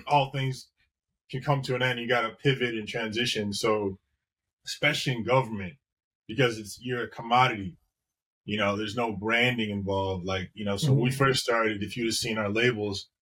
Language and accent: English; Chicago, Illinois, United States; moved away as an adult; now in Florida, United States; We're from Chicago